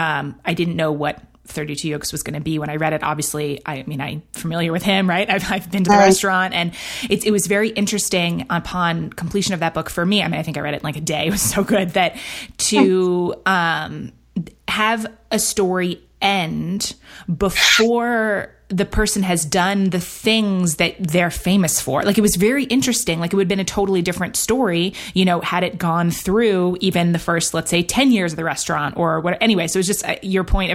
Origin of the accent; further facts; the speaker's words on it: New York, United States; I grew up in New York. I went, moved around a bunch, but went to college in New York as well.